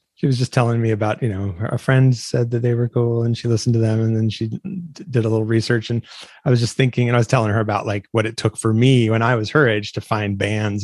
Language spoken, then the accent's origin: English; Washington, United States; I'm from Washington State